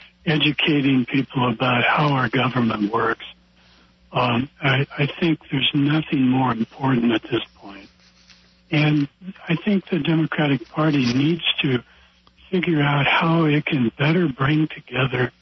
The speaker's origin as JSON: {"language": "English", "region": "Iowa", "country": "United States", "tie": "born or raised there", "said": "in my hometown in Iowa"}